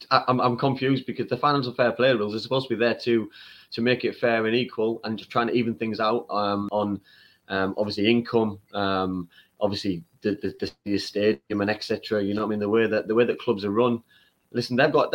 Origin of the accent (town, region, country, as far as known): Middlesbrough, North East England, United Kingdom; born or raised there